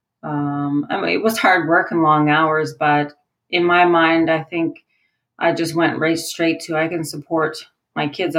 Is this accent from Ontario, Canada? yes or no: no; Newfoundland and Labrador, Canada; moved away as an adult; now in Alberta, Canada; I moved to Alberta 17 years ago. I'm originally from Newfoundland.